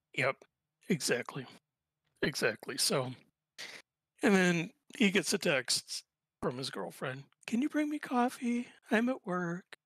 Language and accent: English; Indianapolis, Indiana, United States; also born or lived in near Chicago; now in Chicago, United States; I'm from originally from Indianapolis. I grew up there. Uh, right now I'm living in just outside of Chicago.